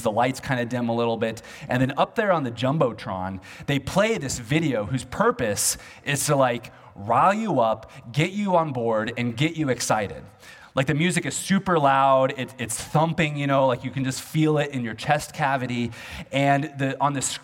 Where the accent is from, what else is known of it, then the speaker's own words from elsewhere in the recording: Olathe, Kansas, United States; moved away; back home where I grew up in Olathe, Kansas